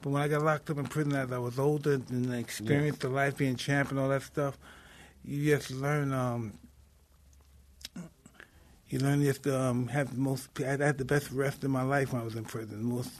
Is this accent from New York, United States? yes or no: yes; New York City, New York, United States; I'm originally, I was born in Bed-Stuy.